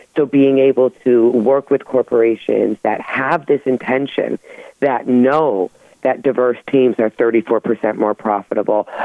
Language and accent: English; United States; we're American